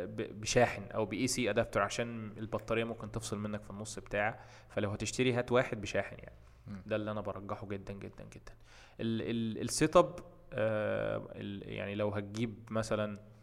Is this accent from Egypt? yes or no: yes; Egypt; عندنا في مصر